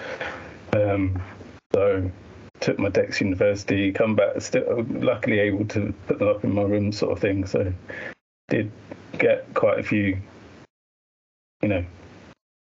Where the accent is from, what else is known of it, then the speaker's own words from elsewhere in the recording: Colchester, East of England, United Kingdom; moved away as an adult; now in Liverpool, United Kingdom; my hometown is Colchester